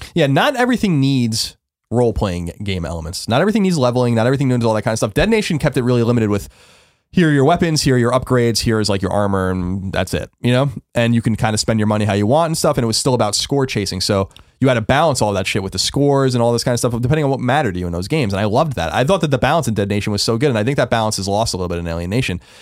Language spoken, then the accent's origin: English; New York, United States; moved away; also born or lived in San Francisco; growing up in New York